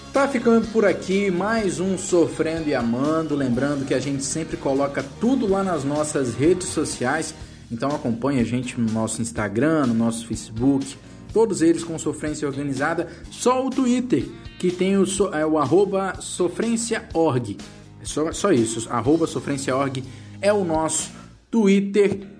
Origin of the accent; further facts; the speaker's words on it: Vitória, Espírito Santo, Brazil; Eu moro no Espírito Santo, sou aqui de Vitória